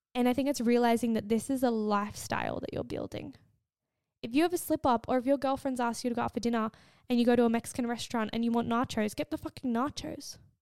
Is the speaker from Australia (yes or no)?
yes; Australia; I'm Australian and my English is fucking bad